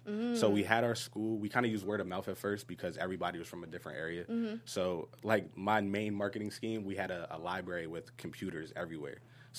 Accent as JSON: {"language": "English", "country": "Germany", "tie": "born there", "said": "And I was born in Germany, so it's the Welsh spelling of …."}